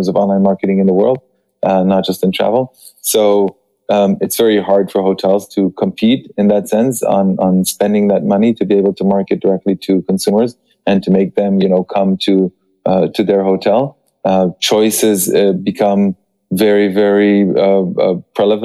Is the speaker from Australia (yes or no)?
no; Israel; now in Paris, France; I am originally from Israel, but I am based in Paris.